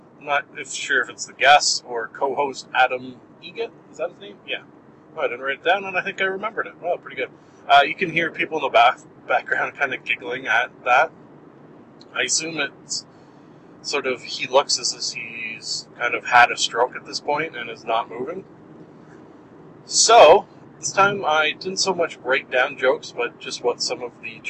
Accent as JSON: {"language": "English", "country": "Canada", "said": "a Canadian living in Canada"}